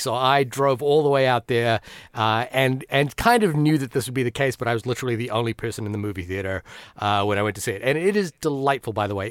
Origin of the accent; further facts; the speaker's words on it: Fiji; moved away; also born or lived in New Zealand; despite growing up in a Bollywood-obsessed household, uh, being an Indian kid, uh, in Fiji